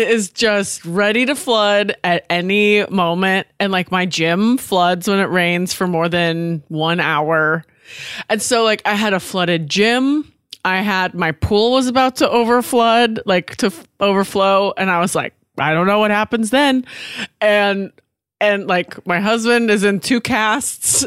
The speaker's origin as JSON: {"language": "English", "region": "Washington", "country": "United States", "moved": "yes", "lives_now": "Los Angeles, United States", "said": "I'm from Washington State"}